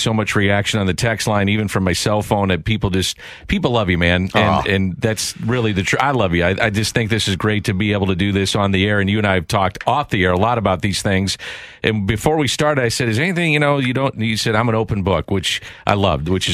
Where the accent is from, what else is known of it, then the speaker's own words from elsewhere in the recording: St. Louis, Missouri, United States; I grew up in South St. Louis